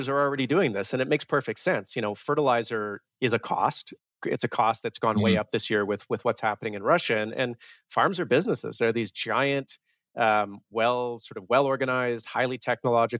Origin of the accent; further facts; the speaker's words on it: Vancouver, British Columbia, Canada; Growing up in Vancouver, I'm about as urban as you can get